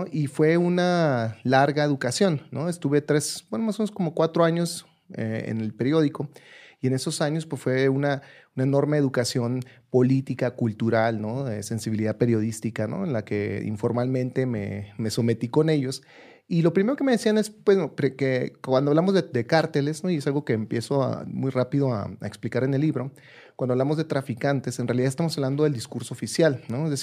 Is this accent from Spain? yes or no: no; Ciudad Juárez, Chihuahua, Mexico; yo soy de Ciudad Juárez originalmente